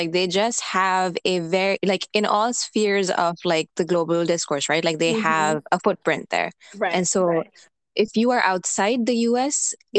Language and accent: English; Karachi, Sindh, Pakistan; born or raised there; moved away as an adult; also born or lived in Lahore, Pakistan / Punjab, Pakistan; now in Washington D.C., United States